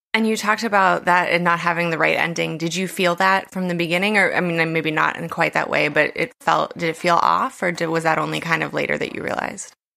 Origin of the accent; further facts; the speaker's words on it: West Virginia, United States; my home state of West Virginia